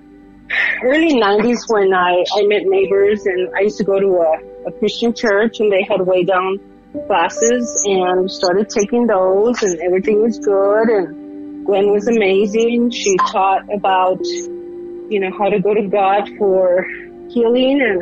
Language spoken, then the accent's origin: English; Los Angeles, California, United States; moved away as an adult; now in Colorado, United States; I'm a Latina from Los Angeles, California. And I come from Mexican parents. And I moved to Colorado in 92